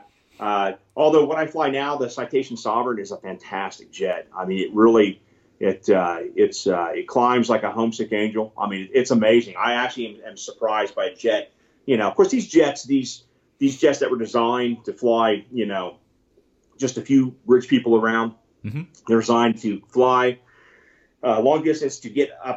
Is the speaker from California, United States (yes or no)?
yes; California, United States; also born or lived in Mississippi; now in Texas, United States; I live in Texas. I was born in Mississippi, grew up in California